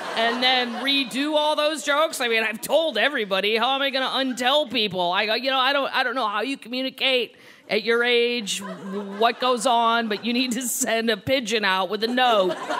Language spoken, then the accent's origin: English; St. Louis, Missouri, United States; Growing up in St. Louis